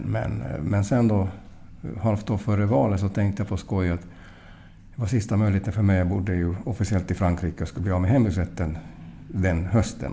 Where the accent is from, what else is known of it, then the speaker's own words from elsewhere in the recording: Mariehamn, Åland Islands; jag är från Mariehamn